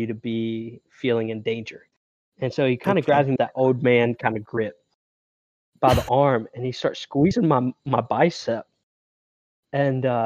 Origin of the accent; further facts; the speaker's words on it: the Carolinas, United States; I'm from the Carolinas.